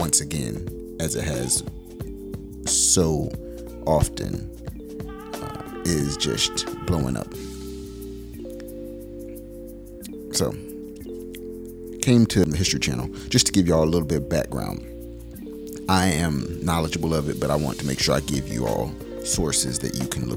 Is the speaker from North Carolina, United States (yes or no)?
yes; Raleigh, North Carolina, United States; also born or lived in Charlotte, North Carolina; the Berean Experience in Raleigh, North Carolina, when I came back home